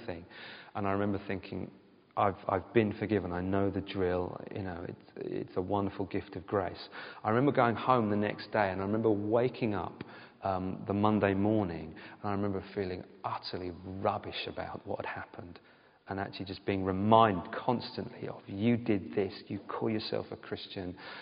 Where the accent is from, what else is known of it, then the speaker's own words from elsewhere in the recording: United Kingdom; all of us are British